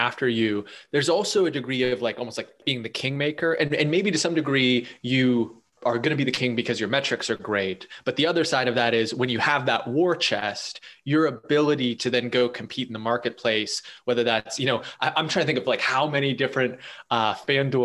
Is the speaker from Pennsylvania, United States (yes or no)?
yes; Pittsburgh, Pennsylvania, United States; Us Pittsburghers